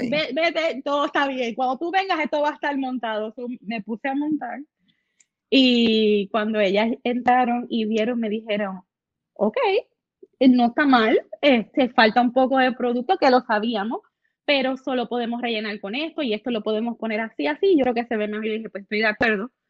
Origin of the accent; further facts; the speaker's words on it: San Lorenzo, Puerto Rico; Yo soy de San Lorenzo, allá arriba hace frío